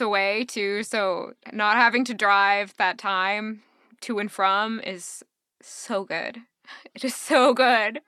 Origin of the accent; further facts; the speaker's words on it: Southern Indiana, United States; Born and raised in Southern Indiana, I'm still here.